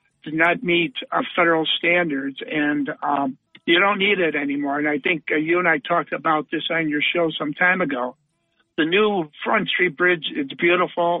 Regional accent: Buffalo, New York, United States; moved away; I'm from Buffalo

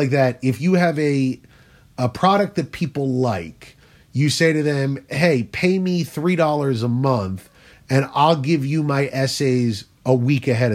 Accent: New Jersey, United States; I'm from South Jersey, but we're not that South

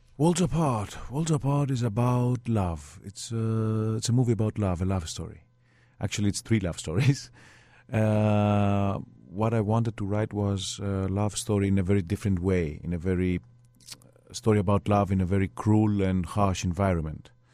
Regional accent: Greece; I was brought up in Greece.

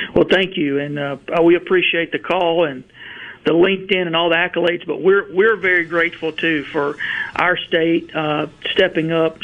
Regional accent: Verona, Mississippi, United States; I grew up in Verona, just outside of Tupelo, and my factory is about 12 miles from the house I grew up

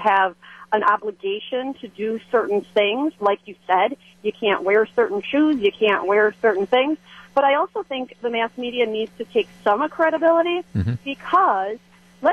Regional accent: Green Bay, Wisconsin, United States; I was born and raised in Green Bay

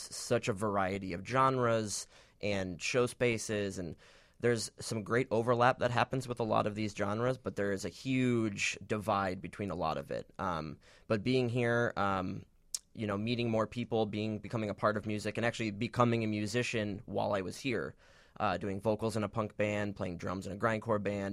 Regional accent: Michigan, United States; now in Chicago, United States; originally from Michigan.

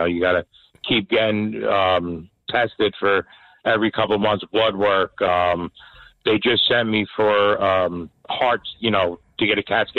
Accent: New Jersey, United States; We're from Bergen County.

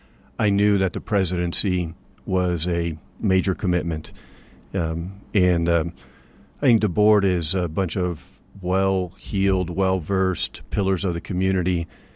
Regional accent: Venezuela; moved away as an adult; also born or lived in Brazil / Mexico City, Mexico; now in United States; I grew up mostly in Latin America. I was raised in Venezuela and Brazil, Mexico City.

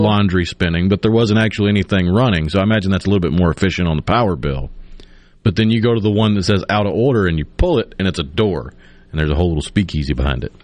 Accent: Tupelo, Mississippi, United States; moved away; also born or lived in Clinton, Mississippi; In my hometown of my childhood in Tupelo

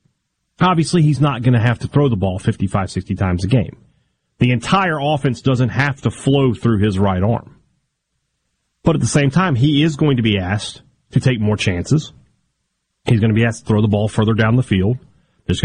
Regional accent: Vicksburg, Mississippi, United States; from my hometown of Vicksburg to Meridian, and all points in between, my voice over the air in the great state of Mississippi, my home.

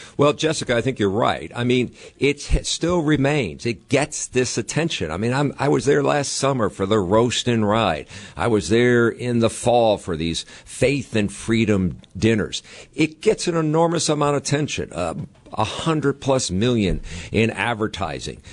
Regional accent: New England, United States; now in Wisconsin, United States; I'm from the New England area

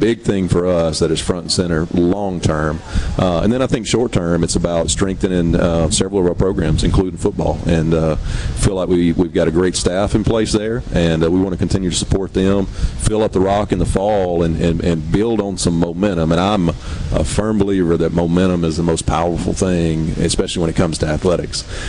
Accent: Hoka, Mississippi, United States; that's my hometown.

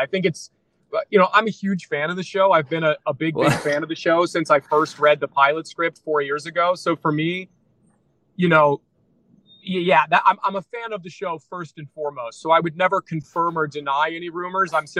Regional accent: Mount Vernon, Iowa, United States; accent: Midwest; I grew up in Iowa, a tiny town in Iowa called Mount Vernon.

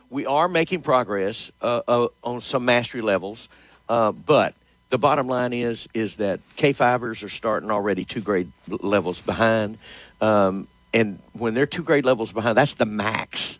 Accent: Shreveport, Louisiana, United States; born and raised in Shreveport.

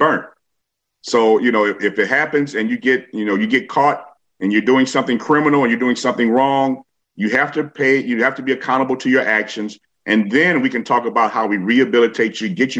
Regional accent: Chicago, Illinois, United States; I am a Chicagoan

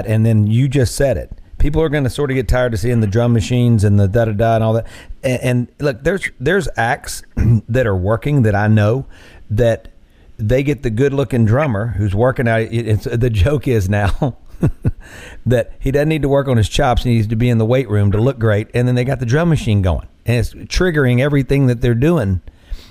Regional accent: Clarksdale and Greenville, Mississippi Delta, United States; we grew up in Clarksdale and in Greenville, my family did

